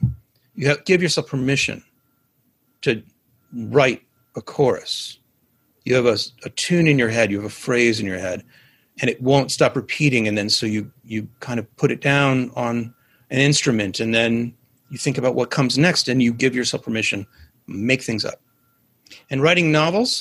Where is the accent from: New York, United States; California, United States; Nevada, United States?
New York, United States; New York City; I grew up in Manhattan